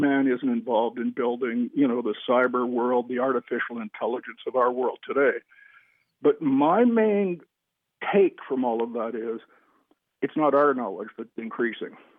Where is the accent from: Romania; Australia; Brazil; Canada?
Canada; I'm a Canadian